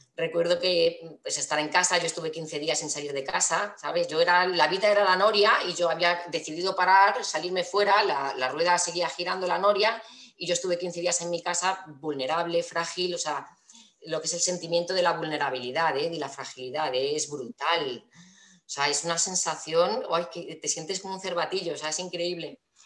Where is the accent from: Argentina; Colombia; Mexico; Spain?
Spain; Toledo, Castilla-La Mancha; also born or lived in Valencia; vivo en Toledo, eh, nací en Valencia, pero me vine aquí a los cuatro añitos